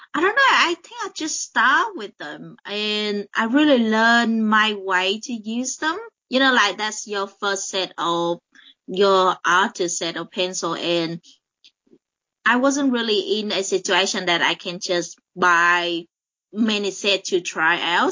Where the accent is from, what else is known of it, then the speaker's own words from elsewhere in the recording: Vietnam; moved away as an adult; now in Adelaide, Australia; I come from uh, Vietnam, and I moved to Australia to uh, study. I think I was in high school, was 17, uh, no, 18.